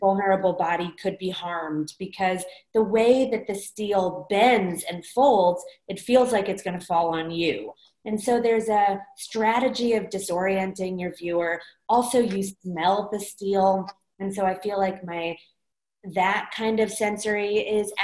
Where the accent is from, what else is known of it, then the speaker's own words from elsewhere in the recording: Los Angeles, California, United States; I grew up in Los Angeles